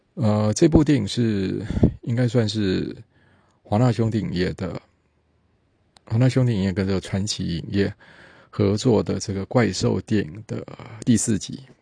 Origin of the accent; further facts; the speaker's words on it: Taiwan; 毕竟我们台湾人老是对说对黄大仙并不熟